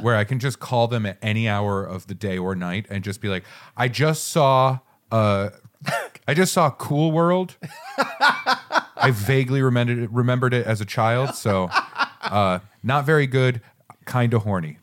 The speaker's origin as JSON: {"language": "English", "region": "southern Maine", "country": "United States", "tie": "born or raised there", "said": "I am from Maine"}